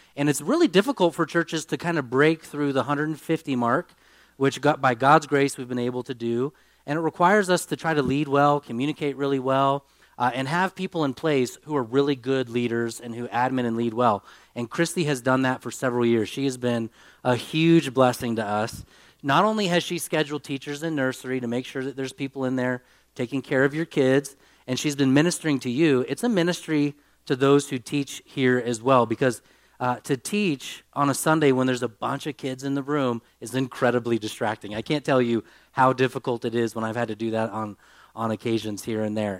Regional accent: United States; I'm an American

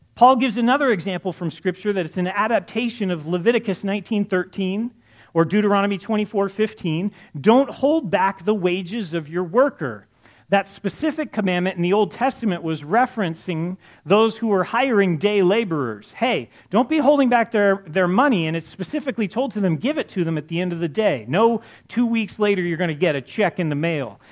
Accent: Los Angeles, California, United States; I grew up in Los Angeles

